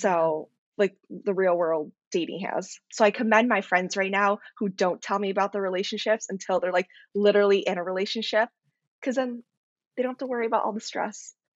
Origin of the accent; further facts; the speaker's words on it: Chicago, Illinois, United States; I'm from Chicago, Illinois